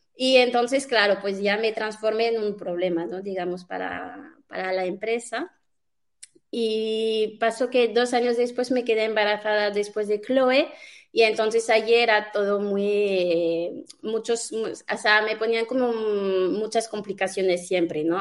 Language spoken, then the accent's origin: Spanish; France; now in Spain; yo soy francesa